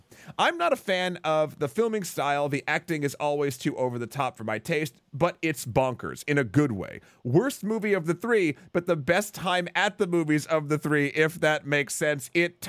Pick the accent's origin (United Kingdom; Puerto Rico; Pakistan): Pakistan; now in United States; growing up in Pakistan, basketball was never really the sport that we kids enjoyed, nor we knew it existed to a certain extent. It was just cricket, and even after immigrating to the U.S.